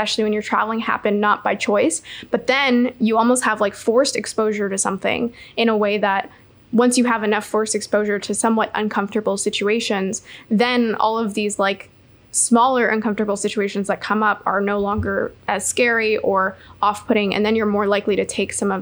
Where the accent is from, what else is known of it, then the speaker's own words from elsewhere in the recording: Canada; I grew up camping in Canada